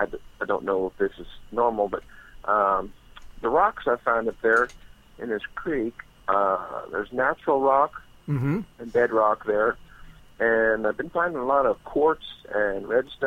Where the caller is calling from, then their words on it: Missouri, United States; from Missouri.